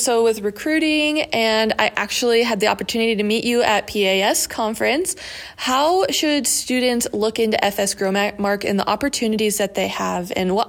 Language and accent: English; Southwest Iowa, United States; growing up in Southwest Iowa